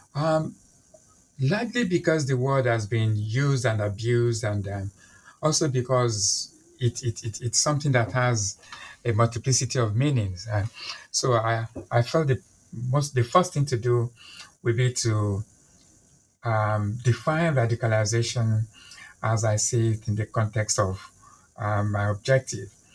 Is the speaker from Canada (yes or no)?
no; Nigeria; now in London, United Kingdom; I'm a Nigerian by birth. I'm Yoruba by ethnicity